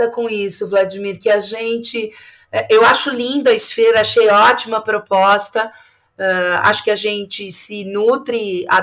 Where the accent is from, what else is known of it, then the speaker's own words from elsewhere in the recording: São Paulo, Brazil; Eu sou de São Paulo